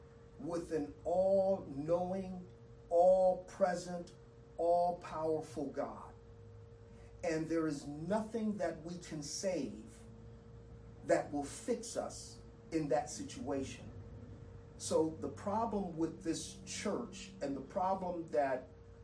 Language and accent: English; Southern California, United States; I grew up in Southern California, and the home of earthquakes